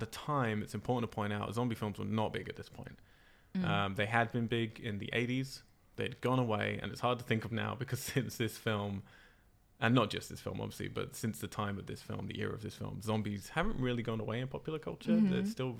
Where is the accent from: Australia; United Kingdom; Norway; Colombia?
United Kingdom; Cambridge, East of England; I have to blame it on Cambridge, my hometown.